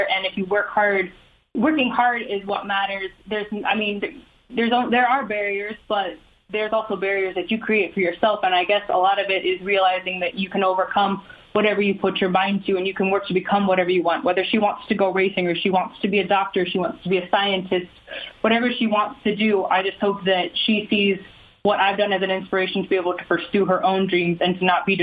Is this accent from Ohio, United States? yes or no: yes; Ohio, United States; growing up in Ohio